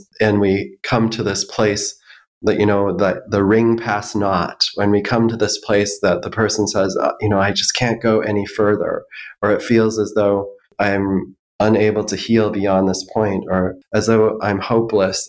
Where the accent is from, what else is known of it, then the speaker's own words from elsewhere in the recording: Minneapolis, Minnesota, United States; I grew up in the Twin Cities